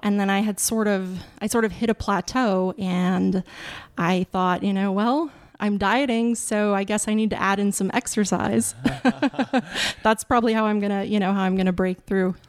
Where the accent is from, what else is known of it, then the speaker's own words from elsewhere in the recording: Wolf Point, Montana, United States; now in Kensington, United States; I grew up in Wolf Point, Montana, which is a very small town, about twenty-five hundred people